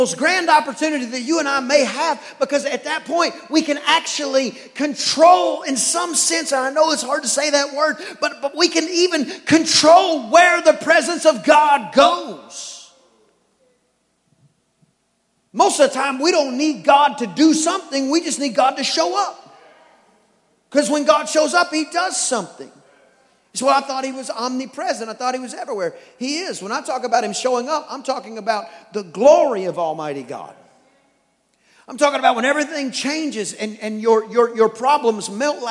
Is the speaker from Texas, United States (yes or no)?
yes; East Texas, United States; I'm from East Texas